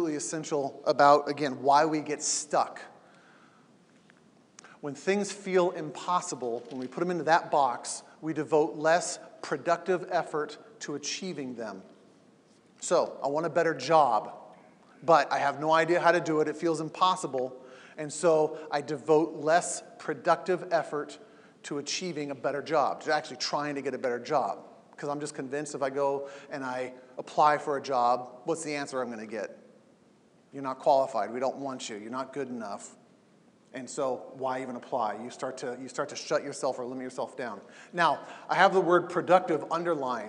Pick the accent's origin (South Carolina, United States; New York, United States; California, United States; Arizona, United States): California, United States; Southern; I grew up in Southern California